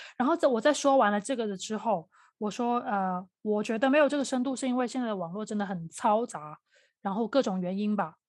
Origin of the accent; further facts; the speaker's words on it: Guangdong, China; 有可能我是广东人